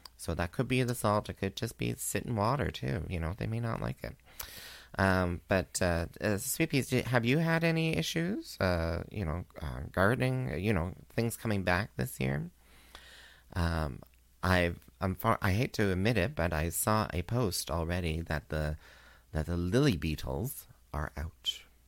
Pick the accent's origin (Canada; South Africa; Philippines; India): Canada; also born or lived in Kingston, Ontario; as a Canadian